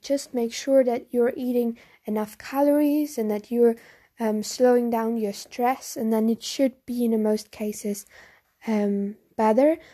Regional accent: Germany; I'm from Germany

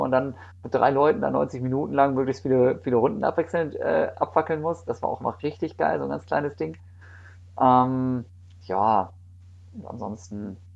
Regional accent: Osnabrück, Lower Saxony, Germany; ich komme ursprünglich aus Osnabrück und da gibt es in der Nähe dann da irgendwie den Hermannslauf.

